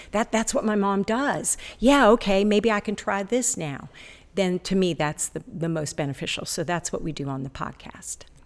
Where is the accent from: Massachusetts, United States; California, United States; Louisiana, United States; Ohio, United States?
Ohio, United States; also born or lived in Florida; now in Ashland, United States; Originally, I was born in Ohio